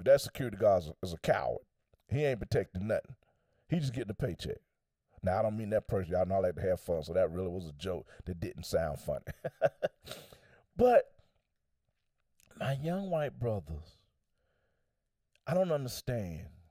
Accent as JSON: {"language": "English", "country": "United States"}